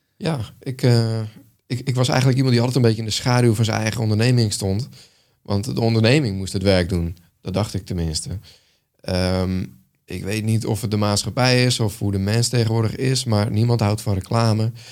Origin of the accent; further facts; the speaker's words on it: Netherlands; als Nederlander